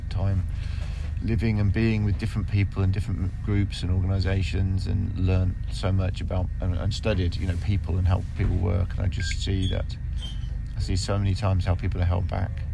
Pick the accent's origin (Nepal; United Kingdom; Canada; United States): United Kingdom; Kettering, East Midlands; born or raised there